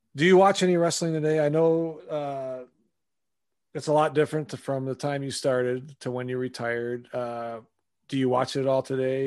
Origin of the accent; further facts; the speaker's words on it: Wisconsin, United States; I'm from Wisconsin originally, so I grew up there in the '80s